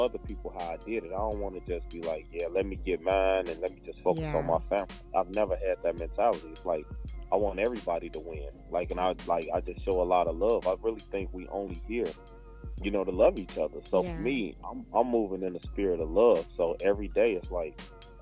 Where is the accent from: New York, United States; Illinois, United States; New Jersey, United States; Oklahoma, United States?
Illinois, United States; Chicago; I grew up in Chicago